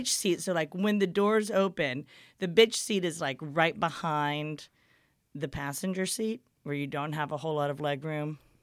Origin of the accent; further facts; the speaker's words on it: Houston, Texas, United States; moved away as an adult; also born or lived in Beaumont, Texas; now in Austin, United States; I'm from Houston originally